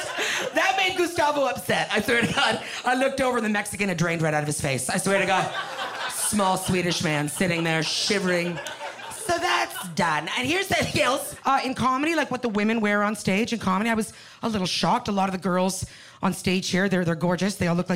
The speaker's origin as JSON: {"language": "English", "country": "Canada", "moved": "as an adult", "lives_now": "Los Angeles, United States", "said": "I'm a Canadian girl. I just moved"}